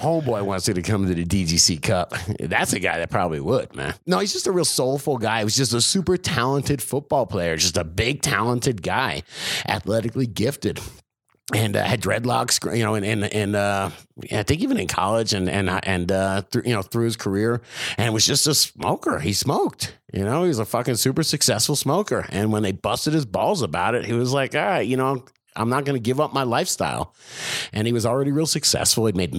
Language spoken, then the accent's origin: English; New Jersey, United States; A lot of people living in New Jersey, that's for sure. I'm from Jersey.